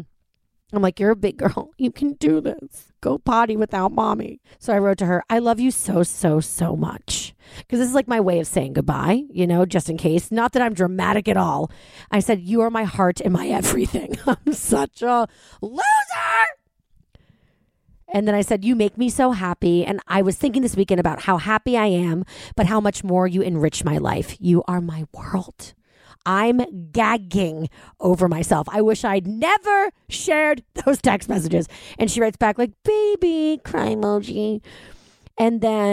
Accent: New York, United States; moved away as an adult; now in Jersey City, United States; I'm a New Yorker

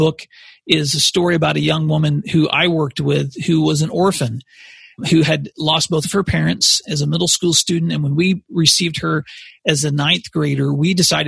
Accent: Paris, Tennessee, United States; moved away as an adult; also born or lived in Tulsa, Oklahoma; now in Oklahoma, United States; I grew up in West Tennessee. My mom and dad still live there today in a small town called Paris, which is between Memphis and Nashville.

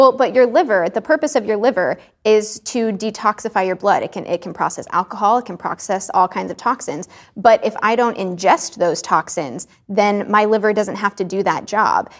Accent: Texas, United States; I grew up in Texas

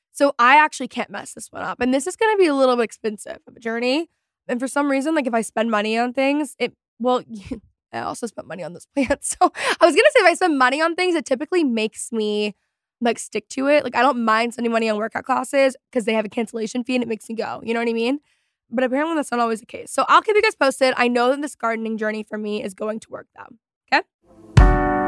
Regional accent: Texas, United States; I am from Texas

